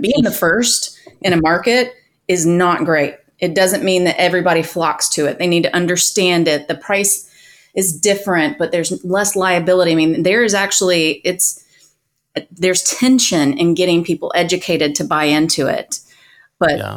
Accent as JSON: {"language": "English", "town": "Atlanta", "region": "Georgia", "country": "United States", "tie": "born or raised there", "said": "grew up in metro Atlanta."}